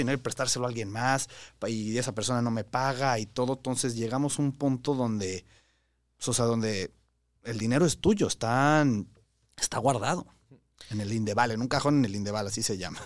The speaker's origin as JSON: {"language": "Spanish", "country": "Mexico", "said": "nosotros tenemos como mexicanos"}